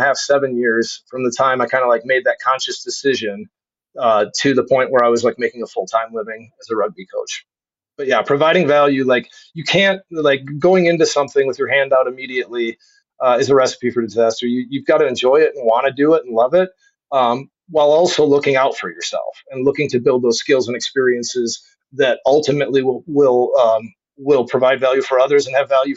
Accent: Pittsville, Wisconsin, United States; moved away; also born or lived in Rochester, Minnesota; Grew up in Pittsville, Wisconsin.

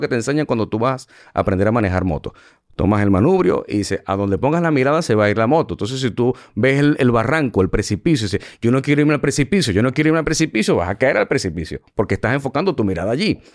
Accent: Venezuela; moved away as an adult; also born or lived in United States / Puerto Rico; now in Dominican Republic; yo nací en Venezuela y llegué a este país con 20 dólares

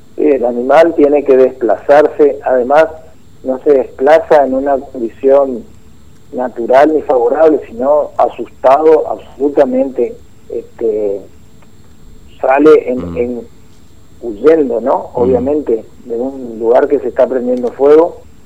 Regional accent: Formosa, Argentina

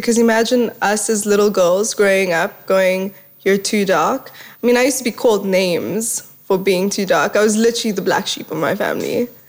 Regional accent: India; And obviously being Indian, my auntie, my dad's brother's wife, who is actually also my mom's sister's daughter.

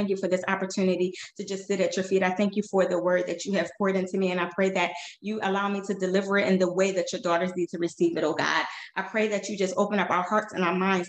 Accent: Philadelphia, Pennsylvania, United States; now in Florida, United States; I am from West Philadelphia

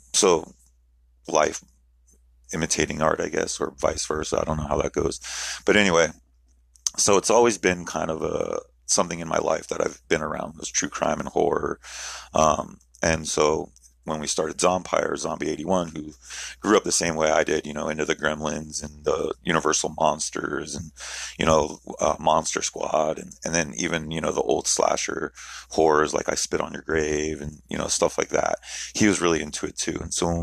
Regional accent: New Jersey, United States; also born or lived in Miami / Baltimore, Maryland; I was born in Miami, but I grew up bouncing back and forth between my mom and dad's house in New Jersey and Baltimore, Maryland.

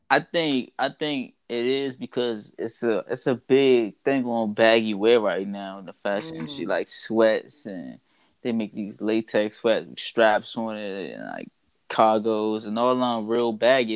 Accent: Washington, District of Columbia, United States; I'm from Washington D.C. Grew up there, born and raised

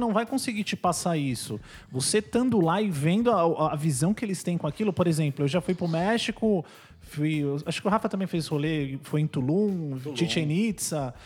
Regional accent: Brazil; also born or lived in São Paulo; eu sou brasileiro

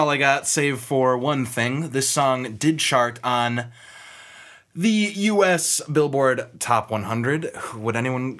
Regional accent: Midwest, United States; We're from the Midwest.

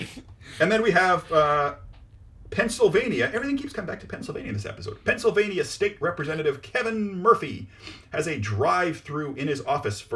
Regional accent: Vancouver, British Columbia, Canada; this was in, my hometown, Vancouver, Canada

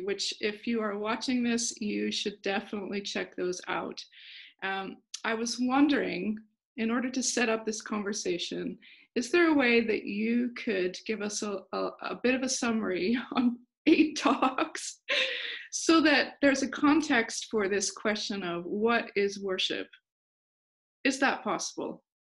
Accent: Austria; also born or lived in United States; now in Northern Ireland, United Kingdom; My accent is, so I was born in the States, okay. And then I was raised in Austria. My parents were missionaries.

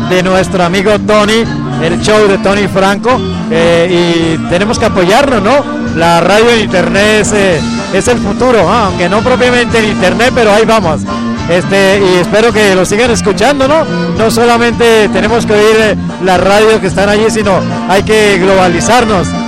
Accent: Boyacá, Colombia; soy del interior de Colombia, de una región que se llama Boyacá.

